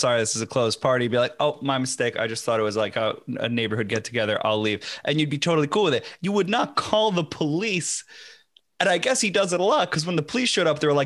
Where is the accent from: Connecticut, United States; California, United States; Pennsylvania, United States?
Connecticut, United States; I grew up with him in Connecticut